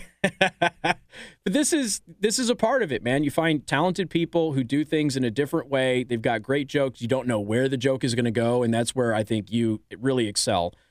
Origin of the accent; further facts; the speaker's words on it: Las Vegas, Nevada, United States; now in Michiana, United States; I was raised in Vegas